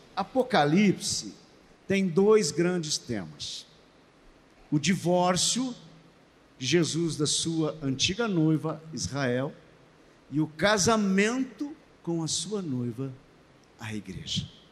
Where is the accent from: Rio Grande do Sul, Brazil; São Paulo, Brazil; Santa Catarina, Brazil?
Rio Grande do Sul, Brazil; Estância Velha; Estância Velha, bem pertinho de Porto Alegre